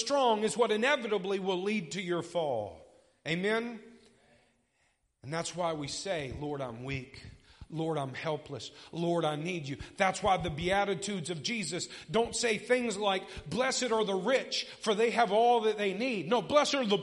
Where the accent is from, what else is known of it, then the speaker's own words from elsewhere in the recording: United States; I'm an American